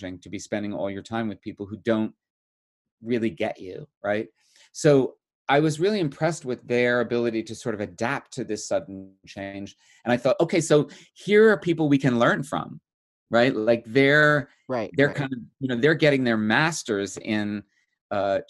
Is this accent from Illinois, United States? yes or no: no; New Jersey, United States; moved away as an adult; also born or lived in New York City; New Jersey. I grew up in New Jersey